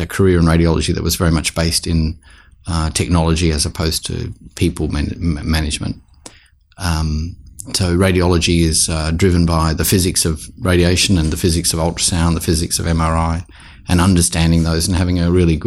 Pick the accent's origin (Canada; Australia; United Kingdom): Australia; Sydney, New South Wales; also born or lived in Dorrigo, New South Wales; now in Adelaide, Australia; I grew up in Sydney. I'm born in Dorrigo, which is northern New South Wales